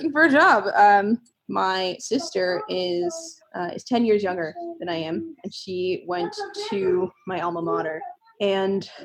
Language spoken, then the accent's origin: English; New York City, New York, United States; now in Pittsburgh, United States; I'm originally from New York City, the Bronx specifically, and I am now in Pittsburgh.